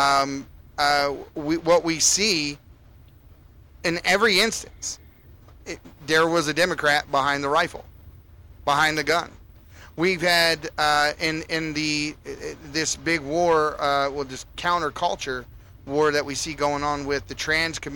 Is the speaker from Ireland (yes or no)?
no; United States; As an American growing up